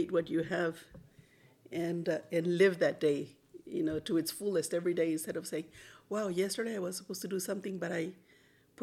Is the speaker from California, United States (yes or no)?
yes; Cathedral City, California, United States; also born or lived in Los Angeles, United States / Mexico; I grew up here in Cathedral City